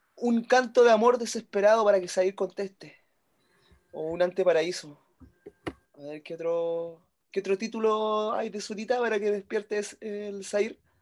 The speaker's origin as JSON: {"language": "Spanish", "country": "Chile", "said": "yo siendo chileno"}